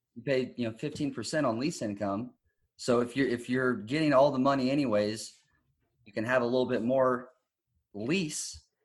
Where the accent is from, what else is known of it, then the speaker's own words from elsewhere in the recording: Texas, United States; I'm from Texas